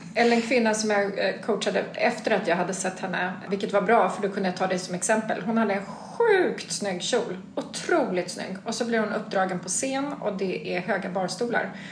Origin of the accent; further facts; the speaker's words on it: Sweden; en svensk liten ung flicksnärta